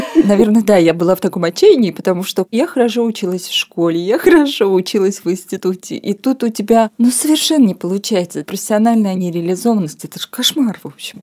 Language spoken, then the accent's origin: Russian; Armenia; moved away as an adult; now in Moscow, Russia; я переехала в Москву из Армении